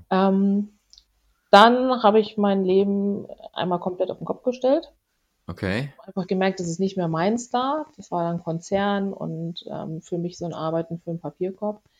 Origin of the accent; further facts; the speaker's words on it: Hesse, Germany; ich komme aber ursprünglich aus der Nähe von Frankfurt. Ich bin da aufgewachsen.